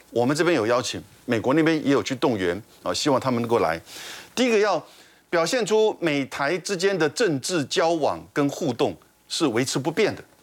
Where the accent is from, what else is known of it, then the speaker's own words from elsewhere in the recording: Taiwan; 我们台湾这边